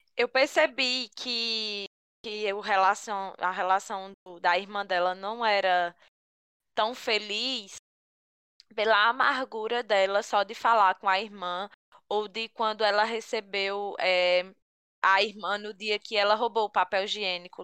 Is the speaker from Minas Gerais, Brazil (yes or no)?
no; Picuí, Paraíba, Brazil; que sou de Picuí também